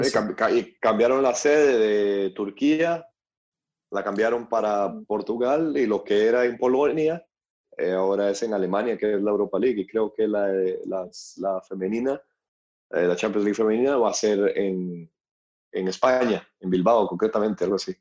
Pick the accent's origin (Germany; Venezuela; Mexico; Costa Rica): Costa Rica; siendo tico